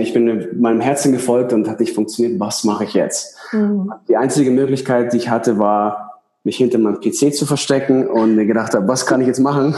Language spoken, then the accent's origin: German; Ingolstadt, Bavaria, Germany; moved away as an adult; now in Switzerland; ich komme aus Ingolstadt. Weiß nicht, ob man es kennt. Das ist so zwischen München und Nürnberg.